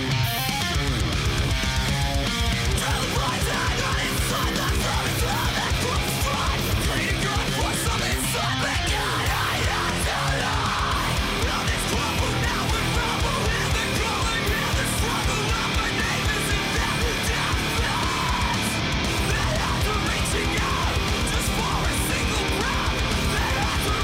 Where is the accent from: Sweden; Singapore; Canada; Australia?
Australia